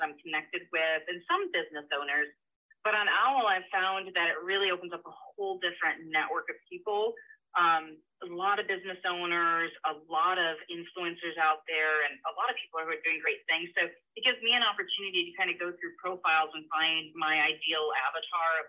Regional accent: Michigan, United States; moved away as an adult; also born or lived in Florida; So I was born and raised in Michigan, moved to Florida, got a job there.

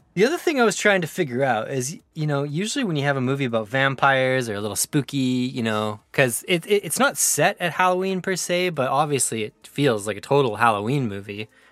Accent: Prince George, British Columbia, Canada; I was born and raised in Prince George, British Columbia

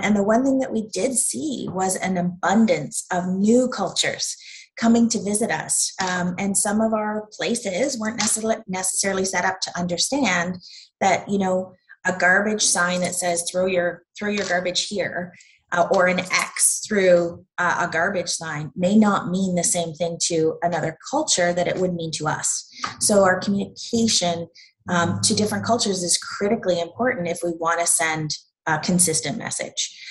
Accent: Havelock, Ontario, Canada; I'm from Havelock, which is in Peterborough County

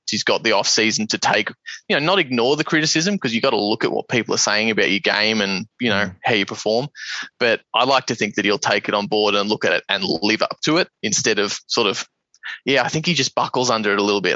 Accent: Geelong, Victoria, Australia; moved away; We were born and raised in Geelong.

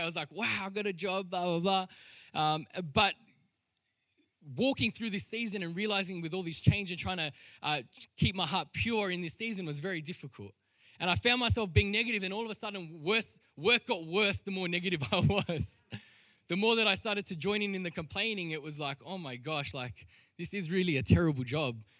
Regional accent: Sydney, New South Wales, Australia; I was born in Western Sydney

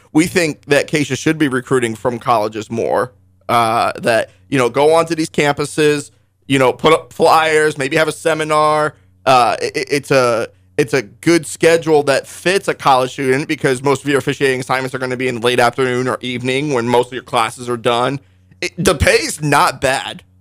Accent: Altamont, Kansas, United States; down in Altamont, uh, my hometown

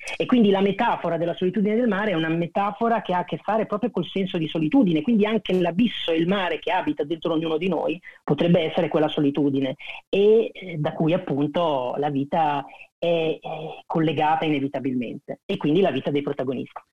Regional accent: Pesaro, Marche, Italy; vengo da Pesaro

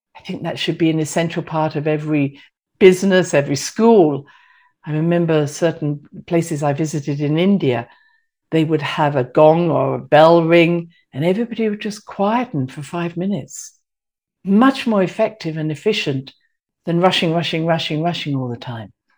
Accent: United Kingdom; moved away; I'm British

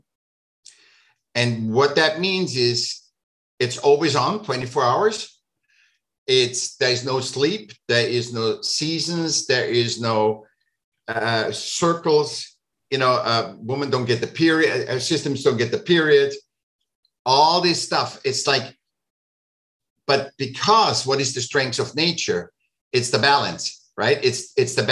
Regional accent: Vienna, Austria; moved away; I was born in Vienna.

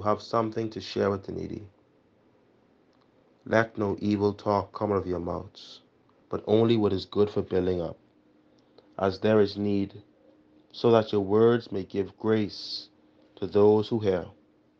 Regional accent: Nassau, New Providence, Bahamas; moved away as an adult; now in Barbados; I am from the Parish of St. Gregory the Great, located on Carmichael Road, New Providence.

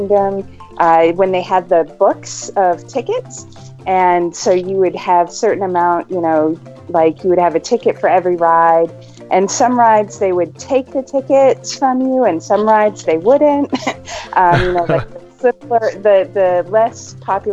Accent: Maine, United States; now in Knoxville, United States; We're actually from Maine, and I have 12 brothers and sisters

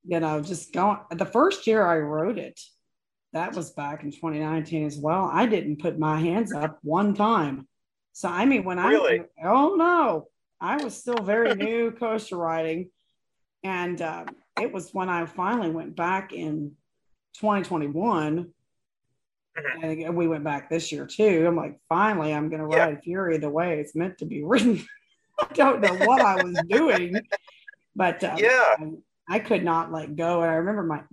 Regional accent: Maysville, Kentucky, United States; I grew up in Maysville, Kentucky

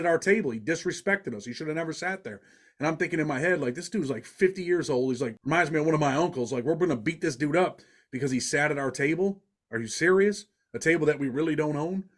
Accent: Rochester, New York, United States; I'm from Rochester, New York

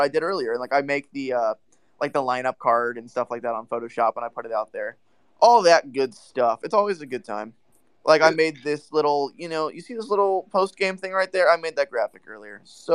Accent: Cincinnati, Ohio, United States; I live in Cincinnati. I've never lived far away from home for a long period of time before.

